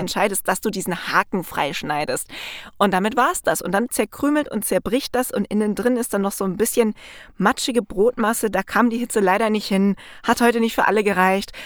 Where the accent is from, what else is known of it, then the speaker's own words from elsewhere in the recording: Black Forest, Baden-Württemberg, Germany; moved away; da wo ich herkomme, ursprünglich mal aus dem Schwarzwald